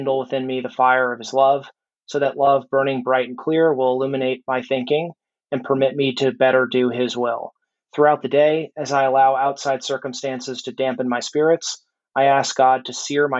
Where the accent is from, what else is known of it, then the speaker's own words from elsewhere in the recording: Reston, Virginia, United States; I'm from Reston, Virginia.